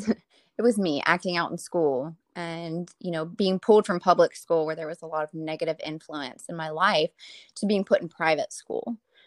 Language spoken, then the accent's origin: English; Lafayette, Louisiana, United States; Mm-hmm. Yeah, Lafayette, Louisiana.